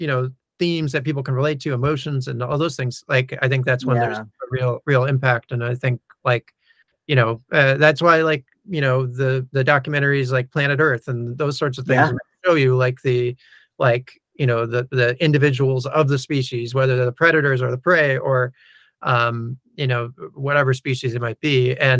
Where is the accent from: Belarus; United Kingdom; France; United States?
United States; New York; And when I was growing up in New York, we always had these sorts of birds around, or whatever it is.